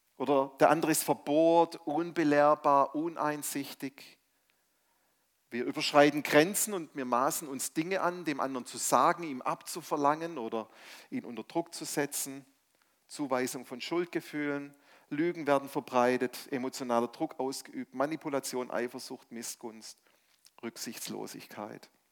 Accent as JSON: {"language": "German", "town": "Stuttgart", "region": "Baden-Württemberg", "country": "Germany", "also_born_or_lived": "Mainz", "said": "ich komme ursprünglich aus Stuttgart, bin wieder nach Stuttgart zurückgezogen"}